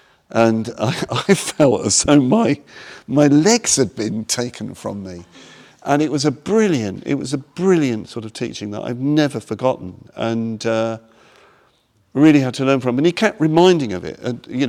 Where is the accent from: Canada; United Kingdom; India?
India; about to go back to India again, because I came from India, you know